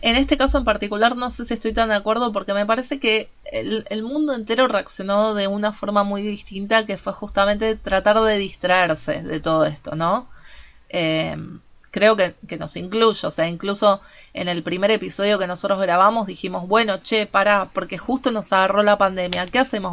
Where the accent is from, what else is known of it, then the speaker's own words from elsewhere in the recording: Argentina; como argentinos ya estamos acostumbrados porque vivimos de crisis en crisis